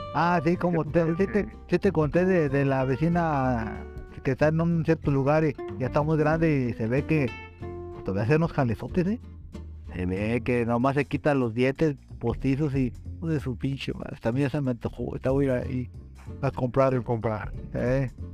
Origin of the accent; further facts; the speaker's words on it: Mexico; somos mexicanos